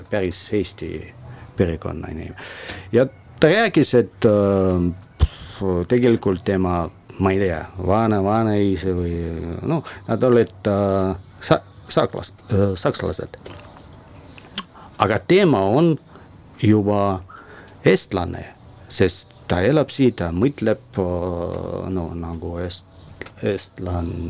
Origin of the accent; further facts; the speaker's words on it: Russia; Estonian is a second language; now in Estonia; no muidugi ma olen, ma olen venelane ja see, see, see võib-olla on alati, aga no praegu kui ma leidsin oma teise kodu